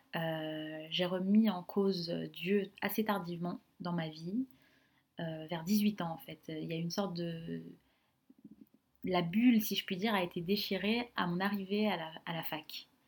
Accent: Sarcelles, Île-de-France, France; j'ai grandi donc à Sarcelles, dans le Val d'Oise

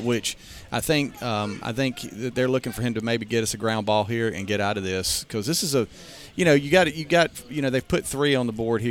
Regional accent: Pascagoula, Mississippi, United States; moved away as an adult; now in Alabama, United States; I grew up in Pascagoula, Mississippi

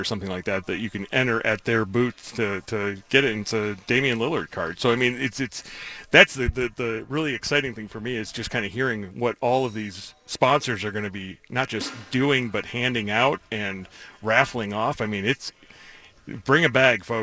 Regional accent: New York, United States; growing up in New York

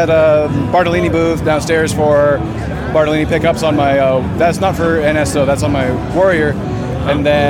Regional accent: Invermere, British Columbia, Canada; moved away; But small town in called Invermere in British Columbia, and the main trade there was carpentry. So grew up, you know, putting 2x4s together and help putting up frames and stuff like that for like gazebos.

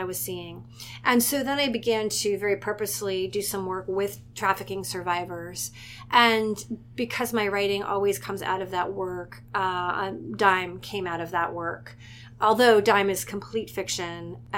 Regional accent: Richmond, Virginia, United States; also born or lived in Brooklyn, New York; now in Montclair, United States; I grew up in Richmond, Virginia

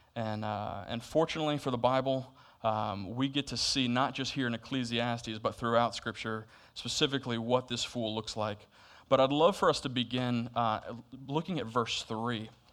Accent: Florida, United States; now in Camp Hill, Pennsylvania, United States; I'm from Florida

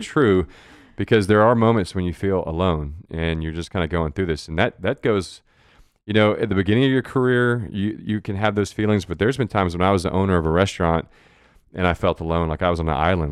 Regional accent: Goliad, Texas, United States; now in San Marcos, United States; I grew up in South Texas in, in Goliad, small

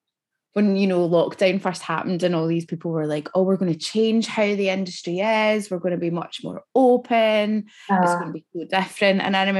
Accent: Scotland, United Kingdom; when you're a Scottish actor and you go down to a room in London and you speak

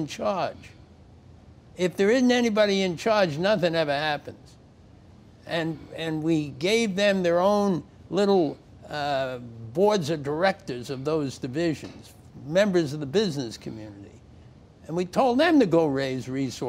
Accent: New York, United States; I was born in New York in the early in the last century, and went to school here

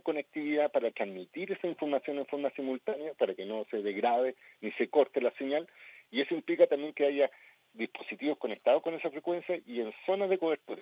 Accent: Viña del Mar, Valparaíso, Chile; yo soy de Santa Inés

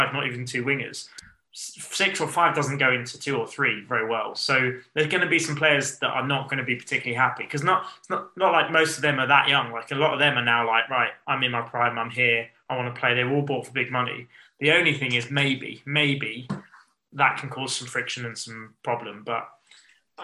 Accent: England, United Kingdom; we're English

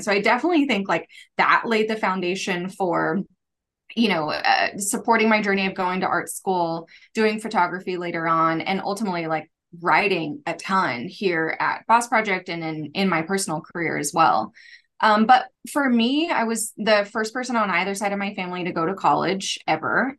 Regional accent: United States; also born or lived in Kansas City / Tulsa, Oklahoma; I grew up in, in both Kansas City and Tulsa

